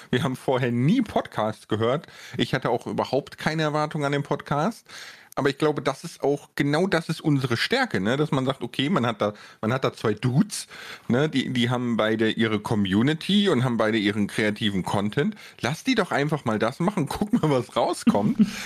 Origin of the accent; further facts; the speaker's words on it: Bonn, North Rhine-Westphalia, Germany; ich komme ja aus Bonn, ne, 300.000 Einwohner, wer, wer da wohnt, der kennt auch den Friedensplatz und so.